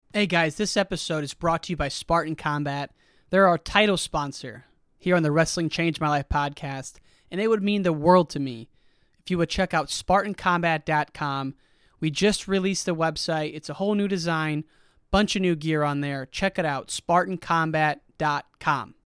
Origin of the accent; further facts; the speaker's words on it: Illinois, United States; I'm not from Chicago. I'm from Illinois